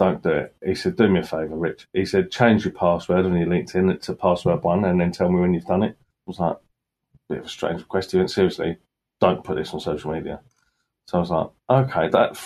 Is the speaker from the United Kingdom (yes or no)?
yes; Sutton Coldfield, West Midlands, United Kingdom; I was born in Sutton Coldfield